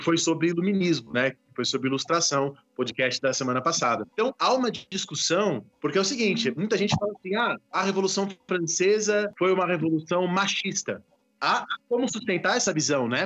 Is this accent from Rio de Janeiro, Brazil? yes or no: no; São Paulo, Brazil; eu sou de São Paulo